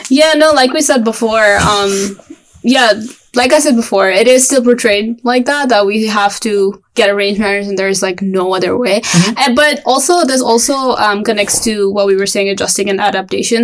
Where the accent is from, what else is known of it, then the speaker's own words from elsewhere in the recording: Pakistan; now in United States; I'm from Pakistan